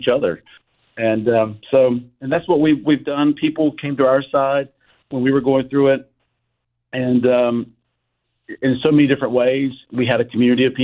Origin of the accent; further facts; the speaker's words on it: King, North Carolina, United States; the one in King tonight because that's my hometown